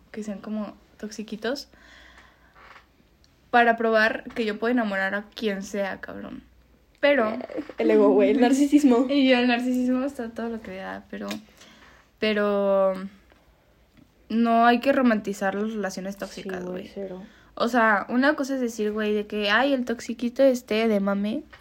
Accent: Aguascalientes, Mexico; cierto, somos de Aguascalientes. ah, somos de Aguascalientes, sí. Aquí en Aguascalientes

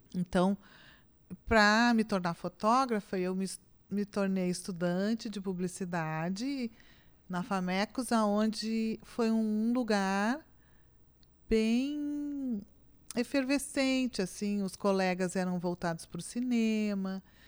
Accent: Osório, Rio Grande do Sul, Brazil; Eu nasci em Osório.

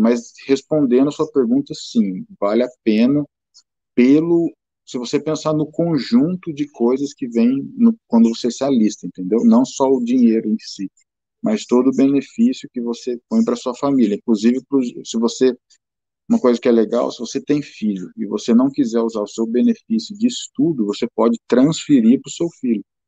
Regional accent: São Paulo, Brazil; moved away; Eu sou de São Paulo

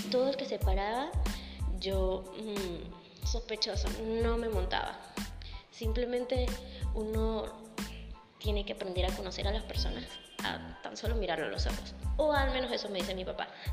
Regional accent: Venezuela; moved away as an adult; also born or lived in Colombia; soy venezolana

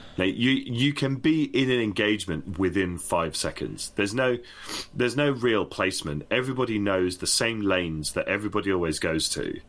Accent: United Kingdom; I'm British.

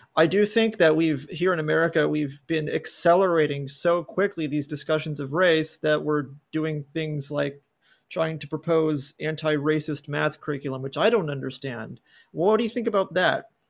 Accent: California, United States; also born or lived in San Diego; I grew up in California, I live in San Diego

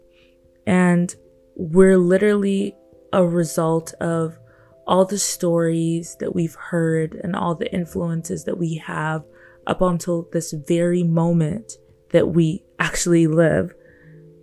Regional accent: Nigeria; I'm a Black young woman that was born and raised in Nigeria by great parents

